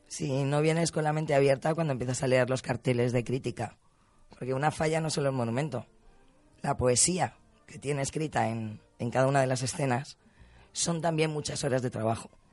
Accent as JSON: {"language": "Spanish", "region": "Valencian Community", "country": "Spain"}